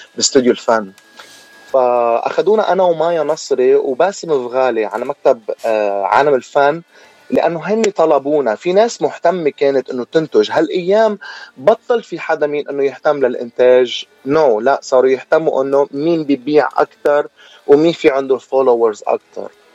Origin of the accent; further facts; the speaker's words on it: Lebanon; moved away as an adult; انا لبناني أه واعتبر دمي عربي